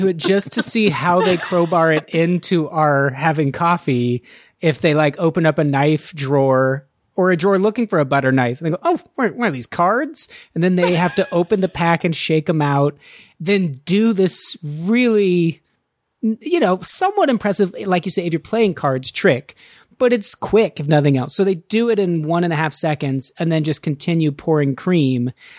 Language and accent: English; Nevada, United States; I'm from Nevada.